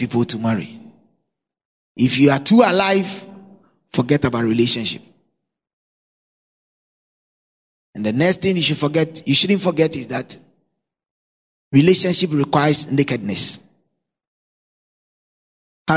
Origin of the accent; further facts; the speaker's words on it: Nungua, Greater Accra, Ghana; also born or lived in Cantonments, Accra; In Nungwa, where I grew up from